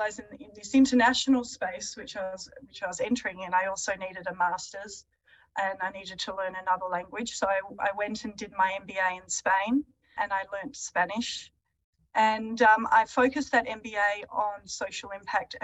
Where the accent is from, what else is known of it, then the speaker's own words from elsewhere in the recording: Adelaide Hills, South Australia, Australia; I grew up in the Adelaide Hills